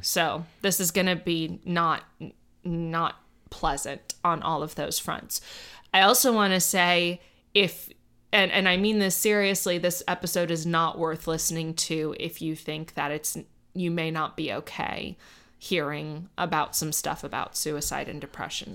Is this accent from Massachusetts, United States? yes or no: no; Miami, Florida, United States; I grew up in Miami